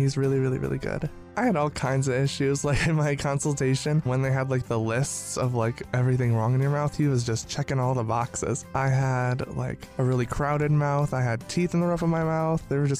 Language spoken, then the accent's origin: English; Merrill, Wisconsin, United States